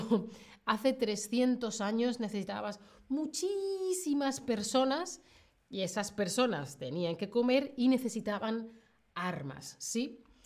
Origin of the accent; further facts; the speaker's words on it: Spain; soy de España